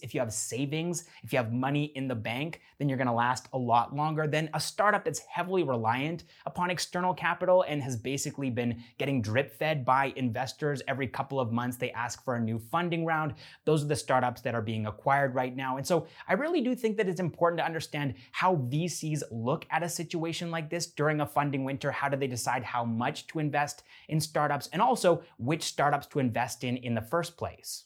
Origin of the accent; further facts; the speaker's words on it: Canada; I'm a Canadian